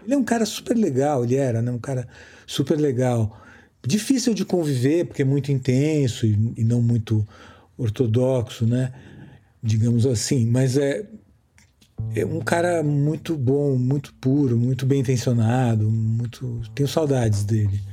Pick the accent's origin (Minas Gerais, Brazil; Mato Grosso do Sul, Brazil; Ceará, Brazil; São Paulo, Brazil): São Paulo, Brazil; moved away as an adult; also born or lived in Rio de Janeiro; como paulista também, que depois morei muitos anos no Rio